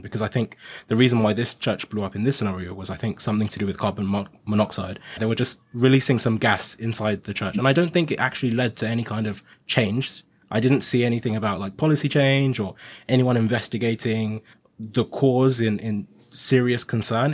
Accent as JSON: {"language": "English", "country": "Nigeria", "moved": "yes", "lives_now": "United Kingdom", "said": "I'm originally Nigerian, and I came to the U K from Nigeria"}